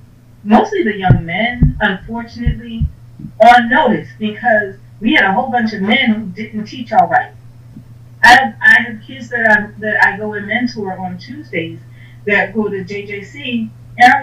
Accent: Philadelphia, Pennsylvania, United States; I grew up in Richard Allen

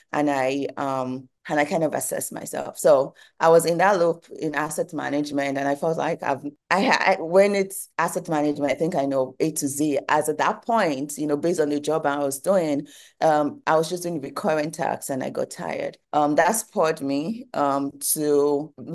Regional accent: Nigeria; moved away as an adult; now in United States; I'm Nigerian and I've always been in Nigeria. I did my first degree in Nigeria before I moved to the United States for my second degree

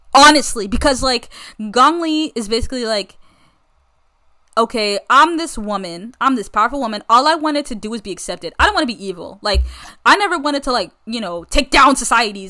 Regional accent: United States; I'm American as they come

